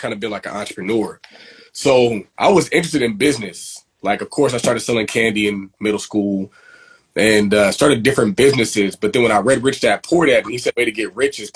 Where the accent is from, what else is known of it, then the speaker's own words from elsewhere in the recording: San Diego, California, United States; also born or lived in Inland Empire, California; I grew up in San Diego from like elementary school to middle school. And then from middle school, we moved to the Inland Empire